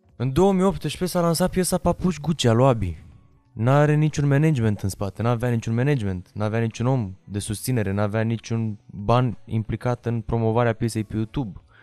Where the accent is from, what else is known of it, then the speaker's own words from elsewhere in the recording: Romania; m-am născut în România